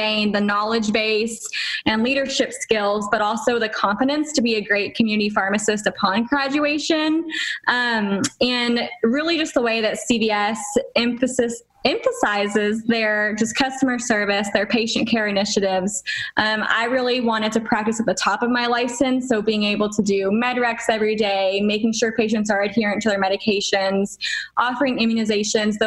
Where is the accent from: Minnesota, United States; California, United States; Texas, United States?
Texas, United States; moved away as an adult; also born or lived in Tennessee; now in Florida, United States; I was born and raised in Texas